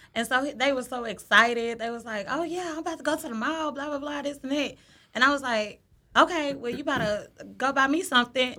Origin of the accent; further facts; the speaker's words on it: Dallas, Texas, United States; I'm from Dallas